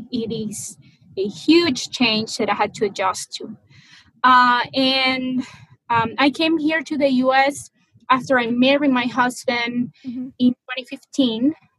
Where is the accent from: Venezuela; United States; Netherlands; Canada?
Venezuela; Maracaibo, Zulia; moved away; Actually, my hometown, which is called Maracaibo, a pretty long name, it is as hot as 120 all year long.